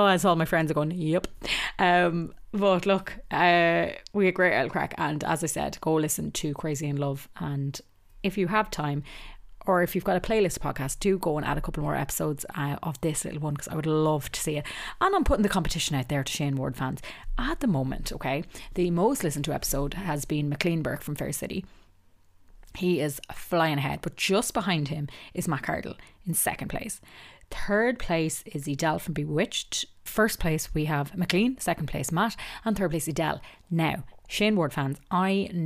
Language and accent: English; Ireland; I am Irish